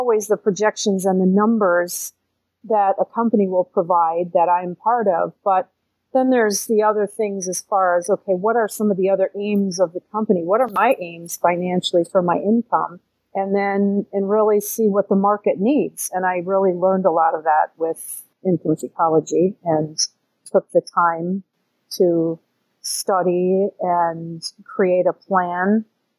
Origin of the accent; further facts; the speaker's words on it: Milwaukee, Wisconsin, United States; also born or lived in central Illinois; now in Illinois, United States; I was born in Milwaukee County, Wisconsin